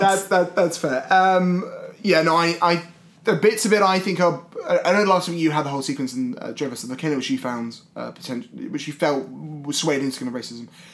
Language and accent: English; Scotland, United Kingdom; now in London, United Kingdom; I grew up in Scotland